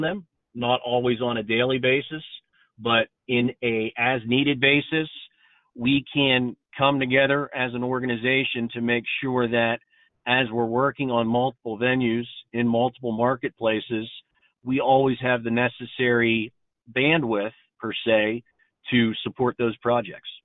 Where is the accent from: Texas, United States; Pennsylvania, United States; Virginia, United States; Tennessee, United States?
Pennsylvania, United States; Pittsburgh; moved away as an adult; now in North Carolina, United States; I'm actually born and raised in Pittsburgh, Pennsylvania